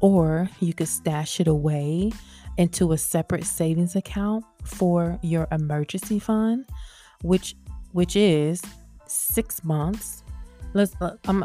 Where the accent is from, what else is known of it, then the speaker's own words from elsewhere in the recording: the South, United States; accent: southern; I'm from the South and sometimes my T's and TH's and all that stuff, they kind of get left off